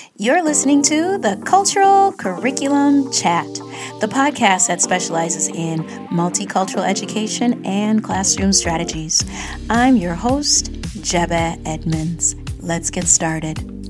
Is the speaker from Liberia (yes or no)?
yes; Liberia; also born or lived in northern Minnesota; now in Minnesota, United States; Yes, I'm originally from Liberia, but I live in northern Minnesota